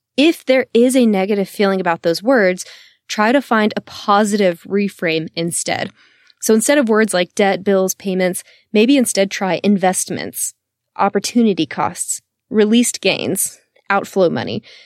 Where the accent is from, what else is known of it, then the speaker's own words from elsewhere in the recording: Texas, United States; I am born and raised in Texas and still live in Austin today